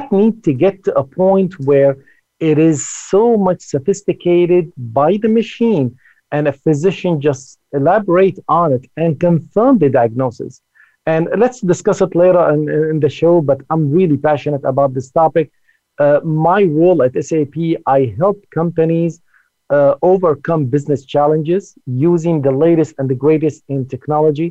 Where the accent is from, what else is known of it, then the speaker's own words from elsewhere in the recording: Silicon Valley, California, United States; I'm originally from the Silicon Valley. I've been in the Silicon Valley for about 35 years